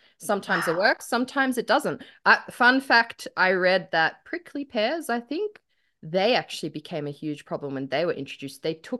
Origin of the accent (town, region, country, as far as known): Australia